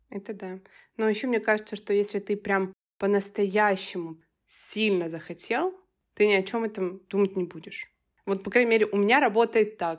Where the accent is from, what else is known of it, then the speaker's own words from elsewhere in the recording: Voronezh, Voronezh Oblast, Russia; moved away; Знаешь, я когда из Воронежа переехала в Москву, я увидела этот контраст.